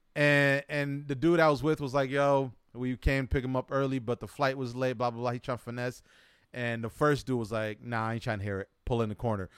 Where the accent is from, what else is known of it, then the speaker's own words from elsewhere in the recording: United States; accent: American; my English American accent. Even though my, uh, my passport says I'm not from America or I wasn't born in America